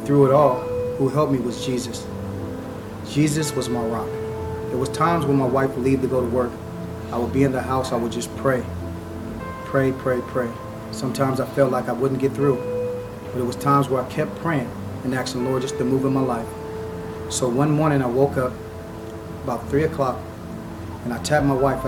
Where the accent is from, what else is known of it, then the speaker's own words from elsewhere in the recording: Berkeley, California, United States; I grew up in Berkeley, California